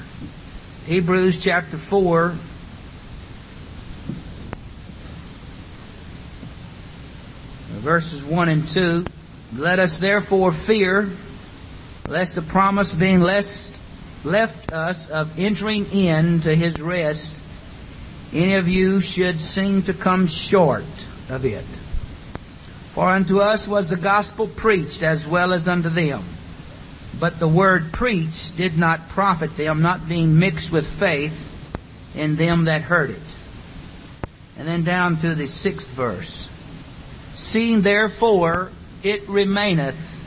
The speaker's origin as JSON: {"language": "English", "town": "St. Louis", "region": "Missouri", "country": "United States", "tie": "born or raised there", "said": "Brother Joe Parker, who we grew up with in St. Louis."}